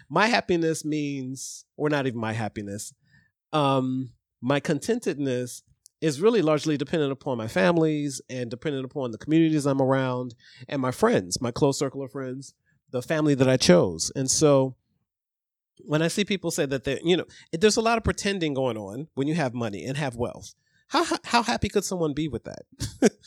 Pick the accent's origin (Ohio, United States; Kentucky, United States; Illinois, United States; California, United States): Ohio, United States; I grew up in Ohio